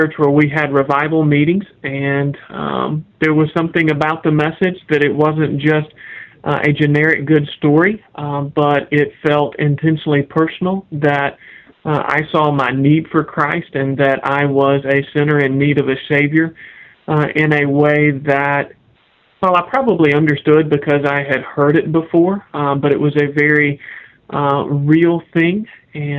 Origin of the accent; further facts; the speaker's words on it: Kentucky, United States; moved away as an adult; also born or lived in Jackson, Tennessee / Wake Forest, North Carolina / Augusta, Georgia; now in Raleigh-Durham, United States; I grew up in Kentucky